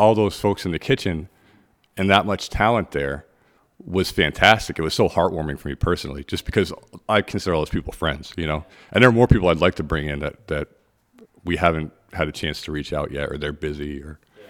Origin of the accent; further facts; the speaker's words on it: Vermont, United States; also born or lived in Virginia; I was born in Virginia, but I grew up in Vermont.